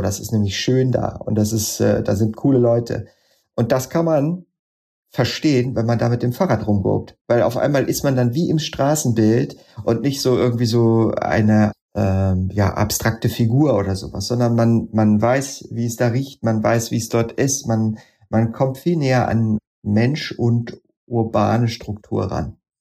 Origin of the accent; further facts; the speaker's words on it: edge of the Odenwald, Hesse, Germany; also born or lived in Darmstadt; ich bin am Rande des Odenwalds aufgewachsen und in einer Schule in Darmstadt gewesen